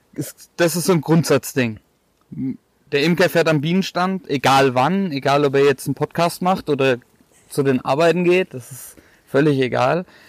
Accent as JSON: {"language": "German", "town": "Bad Neustadt an der Saale", "region": "Bavaria", "country": "Germany", "lives_now": "Waldfenster, Germany", "said": "32 Jahre alt, komme aus Bad Neustadt"}